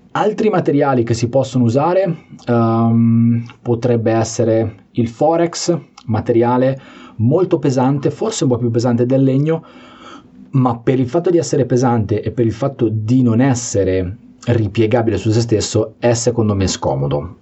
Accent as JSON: {"language": "Italian", "region": "Liguria", "country": "Italy", "said": "sono anche ligure"}